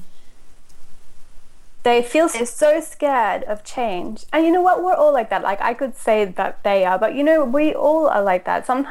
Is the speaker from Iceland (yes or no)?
no; Australia; also born or lived in Austria; I was born in Austria. And when I was six, my mother married a German man and they moved to Australia.